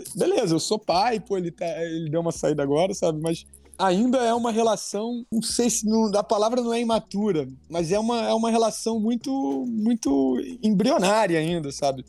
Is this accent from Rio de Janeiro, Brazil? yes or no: yes; Rio de Janeiro, Brazil; sou carioca